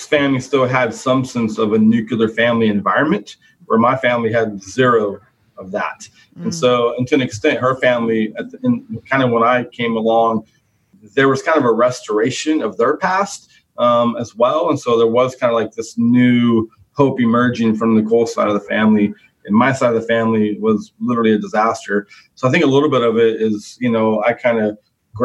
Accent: Stockton, California, United States; I grew up in Stockton, California

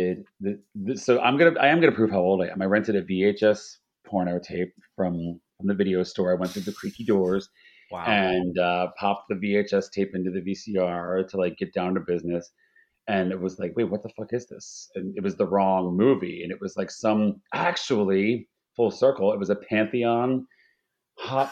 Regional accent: Philadelphia, Pennsylvania, United States; now in San Francisco, United States; I grew up in Philadelphia

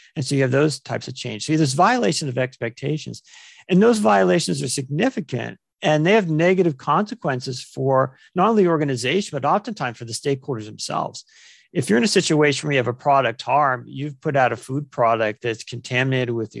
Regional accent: Ohio, United States; I was born and raised in Ohio, here in the, in the U S

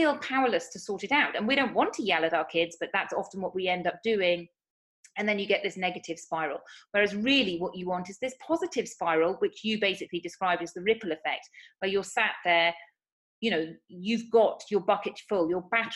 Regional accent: United Kingdom; moved away as an adult; now in Spain; as you may tell from my accent, I'm from the United Kingdom. But I actually moved to Spain 8 years ago.

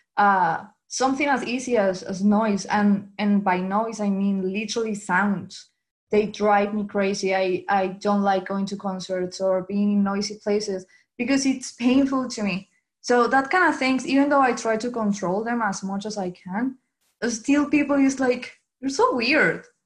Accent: Venezuela; English is a second language; moved away as an adult; now in Dublin, Ireland; I'm from Venezuela and now I live in Ireland, Dublin.

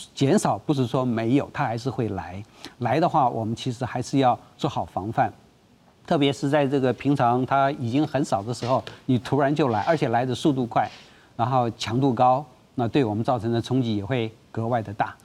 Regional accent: Taiwan; 我们台湾人玩那个陀螺

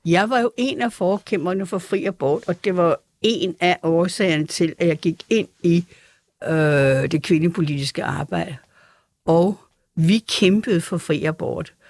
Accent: Frederiksberg, Capital Region of Denmark, Denmark; jeg havde jo det der konservativ udgangspunkt i mit barndomshjem på Frederiksberg

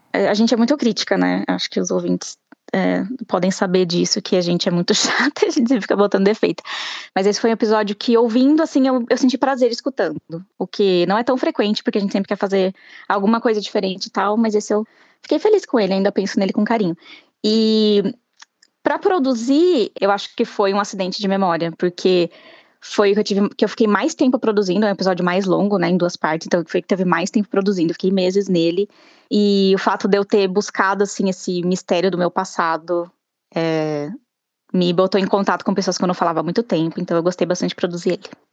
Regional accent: Sorocaba, São Paulo, Brazil; diretamente de Sorocaba, minha terrinha

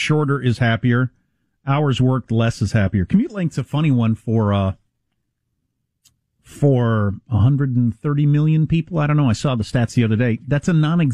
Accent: South Dakota, United States; I'm from South Dakota

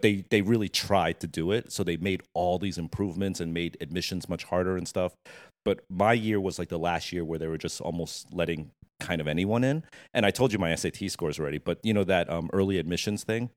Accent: New Jersey, United States; I was born in Jersey. Um, went to high school. So from birth to high school was Jersey. Mm-hmm. Um, in a small community called Monmouth County

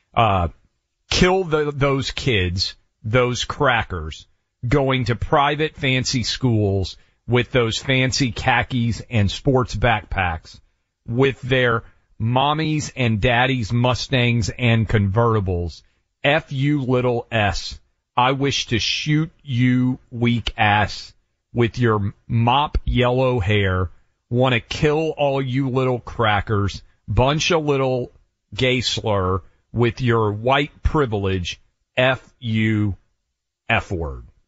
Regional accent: Nashville, Tennessee, United States; this is my hometown

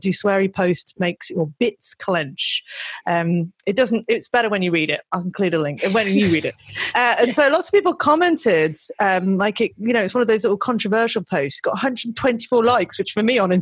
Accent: United Kingdom; I'm British

